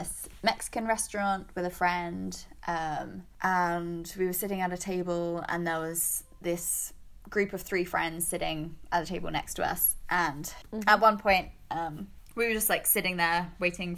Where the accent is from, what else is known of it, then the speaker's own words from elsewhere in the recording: Bexhill, South East England, United Kingdom; moved away as an adult; also born or lived in London; now in Baltimore, United States; I came from Bexhill, which is a kind of old people seaside town in the south of England, to here